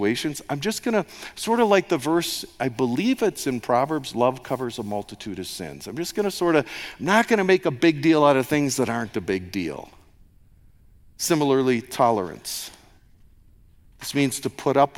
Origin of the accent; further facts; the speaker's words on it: United States; moved away; an American